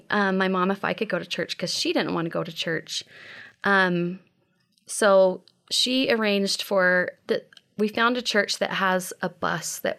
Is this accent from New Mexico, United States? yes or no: yes; Las Cruces, New Mexico, United States; also born or lived in Texas; So um, I was born in Texas uh, and then I moved to New Mexico. And um, my parents were divorced. My mom uh, didn't want to keep living, and it was Las Cruces, New Mexico.